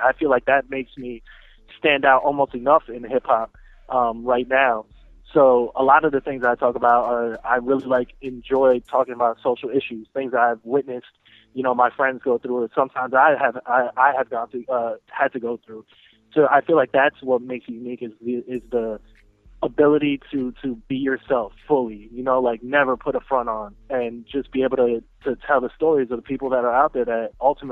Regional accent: New York City, New York, United States; now in Philadelphia, United States; I'm actually originally from Brooklyn, New York.

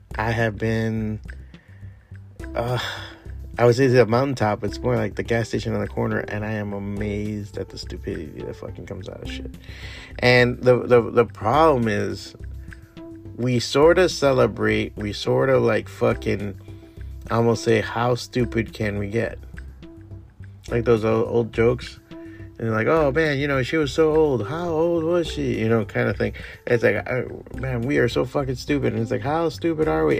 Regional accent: Miami, Florida, United States; also born or lived in San Francisco / Chicago / New York; Miami is my hometown. I grew up here. I was raised here.

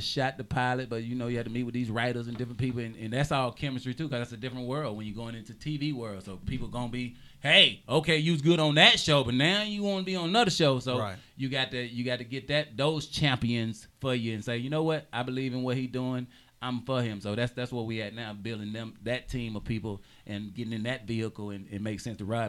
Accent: the South, United States; moved away as an adult; also born or lived in Georgia; now in Los Angeles, United States; I'm from the South

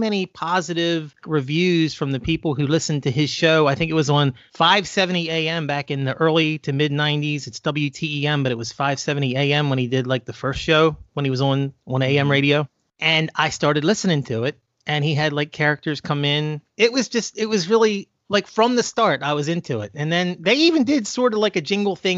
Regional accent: Baltimore, Maryland, United States; I'm from Baltimore. I grew up in Baltimore.

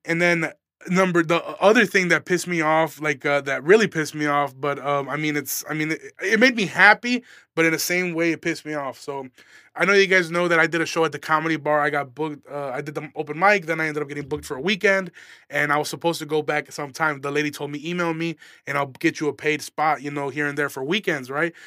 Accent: Aurora, Illinois, United States; I'm a comedian from Aurora, Illinois.

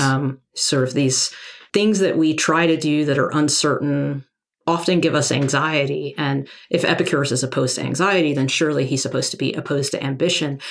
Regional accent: Arkansas, United States; moved away as an adult; I grew up in Arkansas

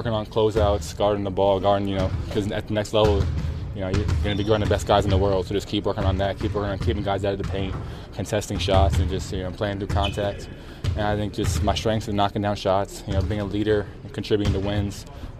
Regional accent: New York City, New York, United States; I'm from New York City, so it's really different, but beautiful.

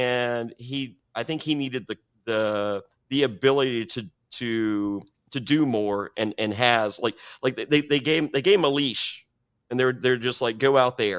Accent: Danville, Virginia, United States; I grew up in Danville and the Greensboro Coliseum was 45 minutes from my house.

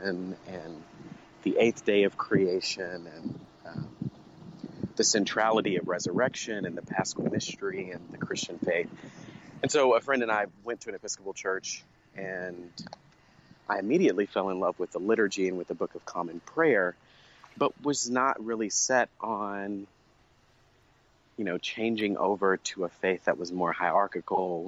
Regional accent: Fort Worth, Texas, United States; I grew up in Fort Worth, Texas, with my parents

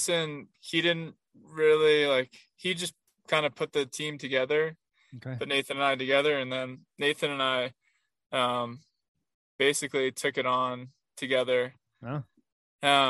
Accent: Rhode Island, United States; moved away as an adult; also born or lived in Arizona; I'm from Rhode Island, and I grew up basically running cross country and just being out in the woods

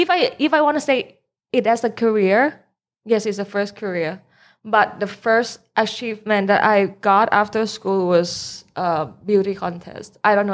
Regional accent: Bangkok, Thailand; also born or lived in United States; I'm from Bangkok

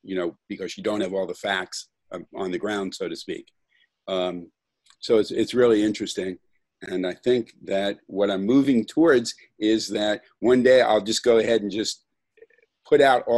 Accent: Florida, United States; I grew up in Florida

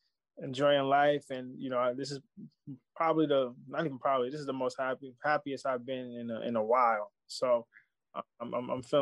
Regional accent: New York City, New York, United States; I'm from Baisley

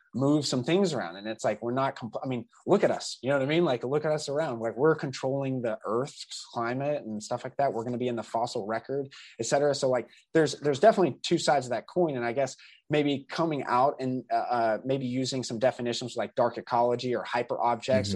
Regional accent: Southeastern United States, United States; me growing up in the South is specific to growing up in the Southern United, or, uh, you know, Southeastern United States

